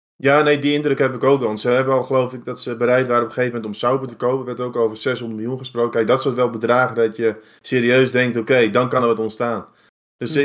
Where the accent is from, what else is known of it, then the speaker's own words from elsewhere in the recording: Netherlands; ons als Nederlanders